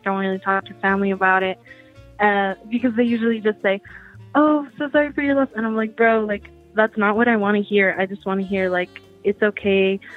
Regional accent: Denver, Colorado, United States; Denver is a goat city. Thank you guys so much for complimenting my hometown

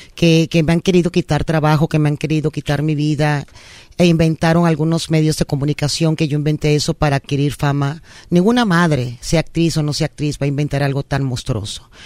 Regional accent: Ortiz, Guárico, Venezuela; moved away as an adult; now in Mexico; mis abuelos llegaron a Venezuela en la Segunda Guerra Mundial, llegaron a trabajar la tierra y ahí nacimos nosotros en Venezuela

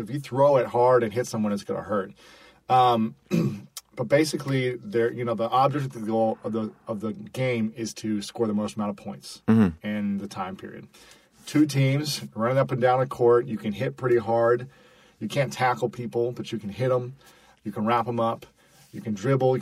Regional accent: United States

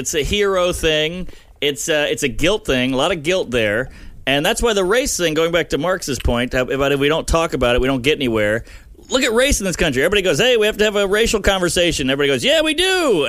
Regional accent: the South, United States; moved away; I'm from the South. There's way more integration of black and white than up here.

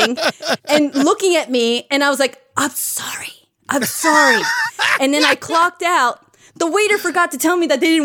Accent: Mexico; moved away; I grew up in Mexico and it took 10 years for movies to get to us

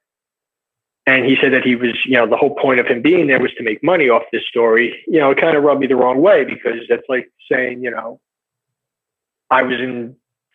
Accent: United States; I'm American, I'm a white guy

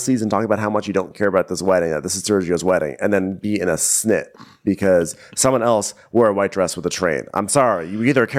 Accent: Chicago, Illinois, United States; I'm …. I'm trying to figure out who's getting married because I see two brides here right now. I'm from Chicago.

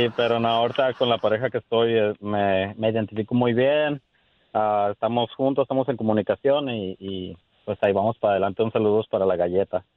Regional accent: Guadalajara, Jalisco, Mexico; now in United States; somos de Guadalajara

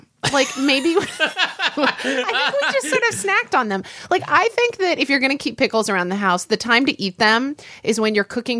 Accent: Oklahoma, United States; as a kid growing up in Oklahoma

